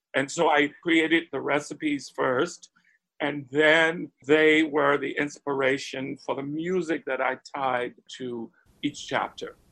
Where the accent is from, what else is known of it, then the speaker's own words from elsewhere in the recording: Spartanburg, South Carolina, United States; I grew up in Spartanburg, South Carolina, already a transplant from the family's foundational birthplace, which was Charleston